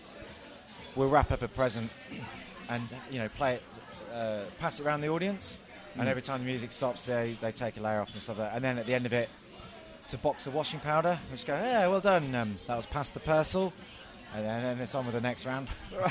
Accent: Peterborough, East of England, United Kingdom; I did my show in my hometown of Peterborough

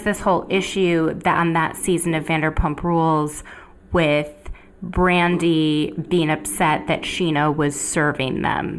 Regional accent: Minnesota, United States; I'm from Minnesota too.

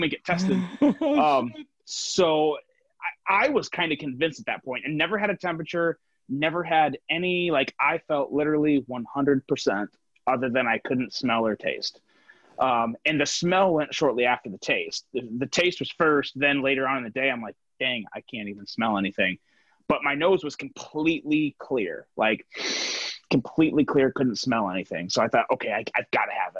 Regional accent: Northern Indiana, United States; now in Southwest Michigan, United States; I grew up in Northern Indiana. I live in Southwest Michigan right now

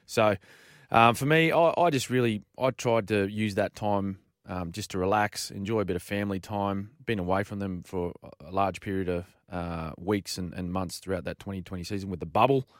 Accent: Australia; as Australian people

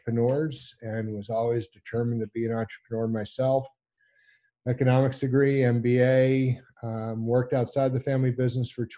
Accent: New Orleans, Louisiana, United States; moved away as an adult; also born or lived in Alaska; a kid growing up in New Orleans

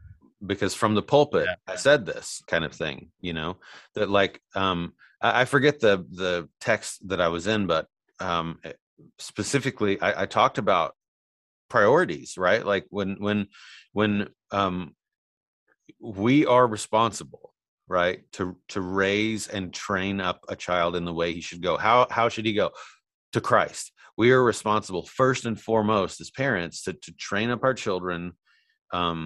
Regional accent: Indiana, United States; moved away; growing up where we grew up in Indiana.

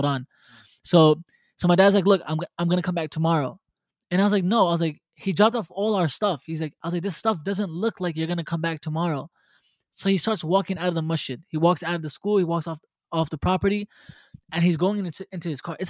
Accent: New York City, New York, United States; I was born and raised in Brooklyn

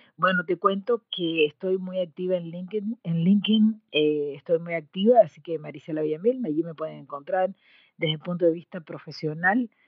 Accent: Cuba; moved away as an adult; also born or lived in Mexico; cuando yo salí de Cuba, eh, mi querida patria, eh, para estudiar en México

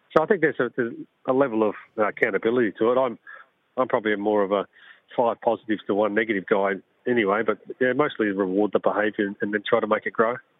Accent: South Australia, Australia; growing up in South Australia

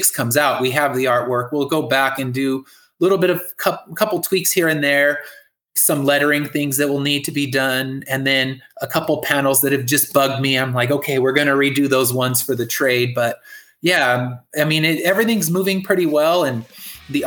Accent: California, United States; I'm from California

